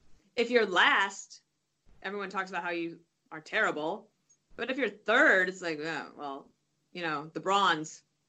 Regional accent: Colorado, United States; moved away; Well, I grew up in Colorado

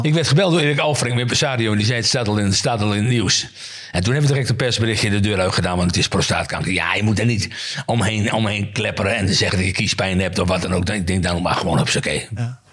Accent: Veendam, Groningen, Netherlands; now in Groningen, Netherlands; ik heb daar een hele mooie jeugd gehad in, in een klein dorpje

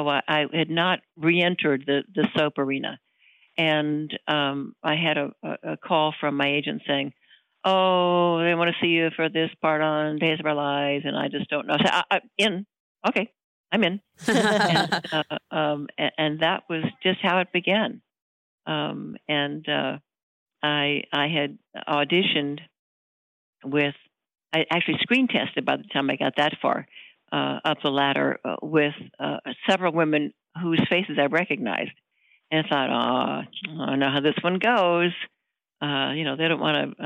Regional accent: Florida, United States; moved away as an adult; also born or lived in Milwaukee, Wisconsin; now in Los Angeles, United States; I was raised in Florida. I was born in Milwaukee. And my family moved to Florida when I was about 8 years old

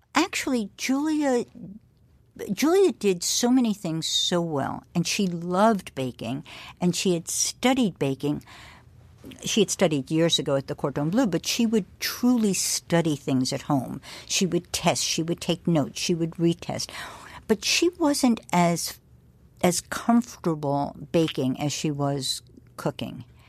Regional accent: New York, United States; as a New Yorker

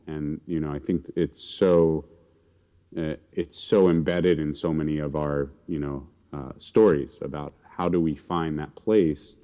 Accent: New York City, New York, United States; grew up in, mostly in New York City

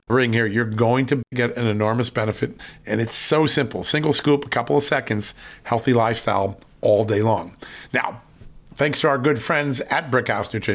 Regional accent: Virginia, United States; from the great state, my home state, of Virginia.

